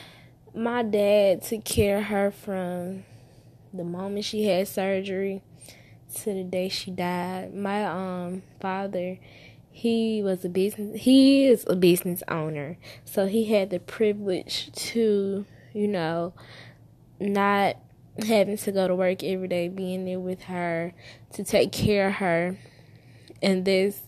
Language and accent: English; Alabama, United States; I was born in Alabama